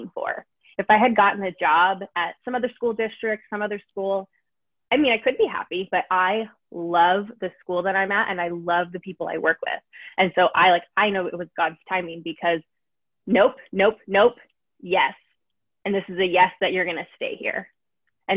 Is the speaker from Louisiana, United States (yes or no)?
no; San Diego, California, United States; I grew up in San Diego my whole life. I still live here